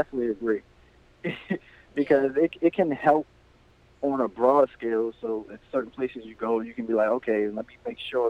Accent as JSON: {"language": "English", "town": "Baltimore", "region": "Maryland", "country": "United States", "said": "when they found out I was from Baltimore"}